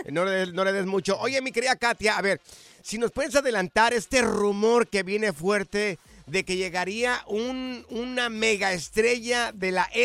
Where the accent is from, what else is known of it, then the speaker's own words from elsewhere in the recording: Chihuahua, Mexico; Soy de Chihuas, o sea, soy de Chihuahua. Me dedico al cemento.